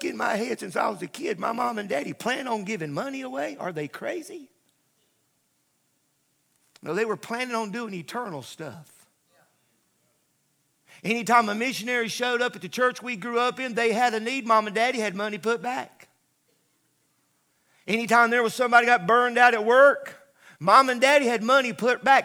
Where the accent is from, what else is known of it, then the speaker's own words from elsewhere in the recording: United States; I'm an American, I'm a flag waver